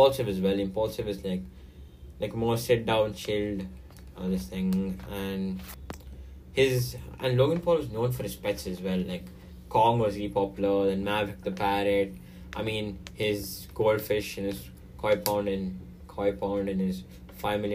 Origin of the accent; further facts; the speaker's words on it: India; I'm Indian